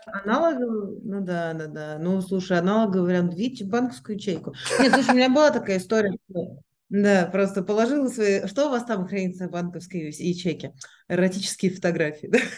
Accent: Moscow, Russia; moved away; also born or lived in Switzerland / Singapore; я там родилась в Москве, я училась в Швейцарии, я жила в Сингапуре

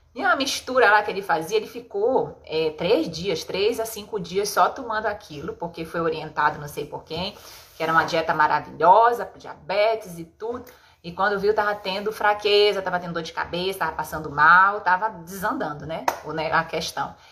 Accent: Pará, Brazil; a gente é paraense

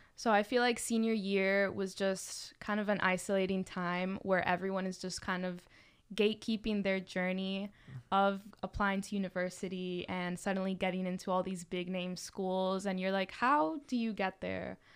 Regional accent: Miami, Florida, United States; moved away as an adult; I grew up in Miami

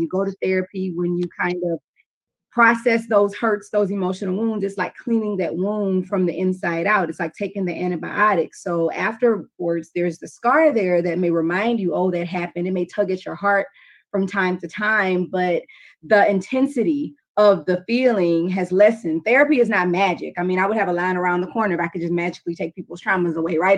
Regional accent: Louisiana, United States; I'm from Louisiana

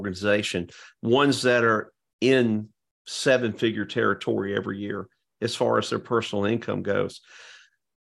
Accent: Georgia, United States; now in Florida, United States; growing up in Georgia.

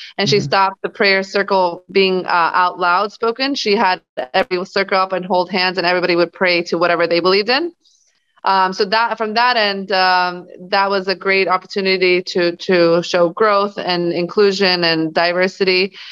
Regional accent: Los Angeles, California, United States; also born or lived in Bosnia / Germany / New Orleans; moved to Los Angeles, California when I was six. Uh, mm-hmm. I was raised there with my family

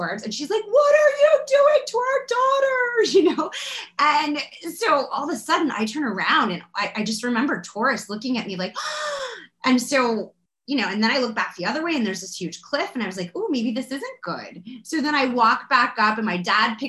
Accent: Florida, United States; I grew up in Florida

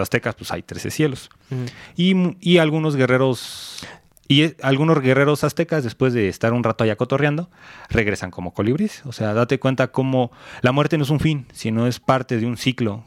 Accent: Mexico; somos mexicanos

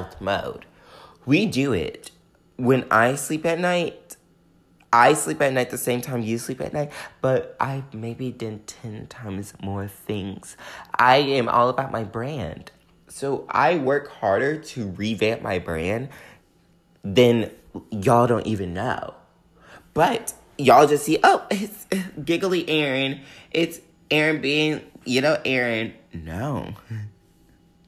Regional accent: the South, United States; growing up in the South

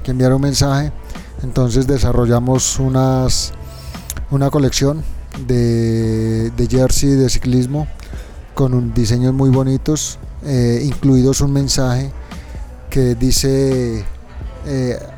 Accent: Tunja, Boyacá, Colombia; moved away as an adult; also born or lived in Europe; teniendo la posibilidad y viviendo en Europa, quise que mis hijos nacieran en, el mismo, en la misma ciudad donde yo nací. ¿Son de Cómbita? Son de Tunja.

